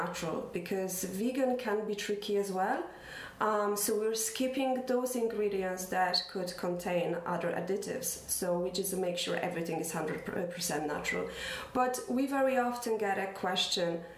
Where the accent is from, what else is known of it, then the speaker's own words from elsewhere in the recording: Poland; moved away as an adult; now in Ireland; we're from Poland. We came to Ireland 17 years ago